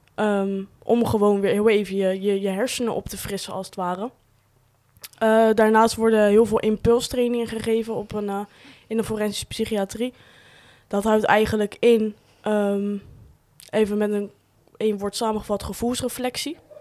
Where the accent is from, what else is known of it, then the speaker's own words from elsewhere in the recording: Rotterdam region, South Holland, Netherlands; Waar ik vandaan kom. Regio Rotterdam